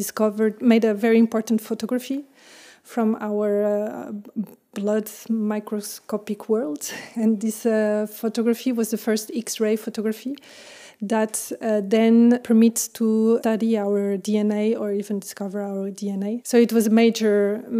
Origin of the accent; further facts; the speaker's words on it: Portugal; moved away as an adult; also born or lived in France; now in Brussels, Belgium; I'm French, but I grew up in Portugal, and I'm in Brussels since 8 years now.